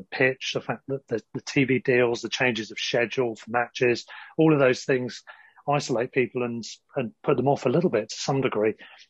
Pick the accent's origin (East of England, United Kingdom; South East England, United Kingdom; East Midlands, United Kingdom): South East England, United Kingdom; Sussex; also born or lived in North London; now in London, United Kingdom; I'm living in North London nowadays, although I'm from Sussex.